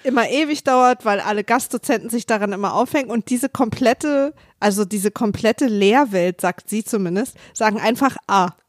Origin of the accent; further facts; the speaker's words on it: Berlin, Germany; als Berliner